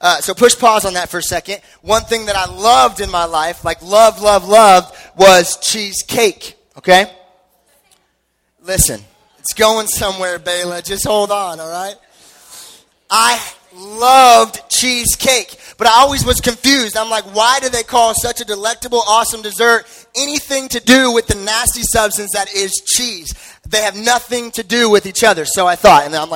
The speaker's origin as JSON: {"language": "English", "town": "Henderson", "region": "Nevada", "country": "United States", "tie": "born or raised there", "said": "I grew up in Henderson"}